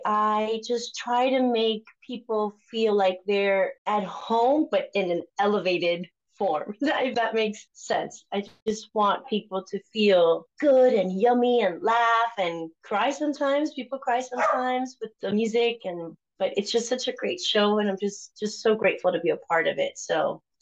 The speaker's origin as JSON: {"language": "English", "town": "Miami", "region": "Florida", "country": "United States", "tie": "born or raised there", "also_born_or_lived": "Cuba", "second_language": "English", "moved": "as an adult", "lives_now": "Kansas City, United States", "said": "I was born in Cuba and raised in Miami."}